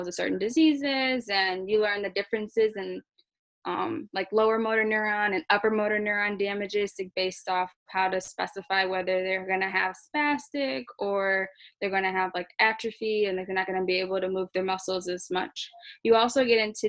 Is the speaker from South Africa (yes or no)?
no; Detroit, Michigan, United States; I'm from Detroit, Michigan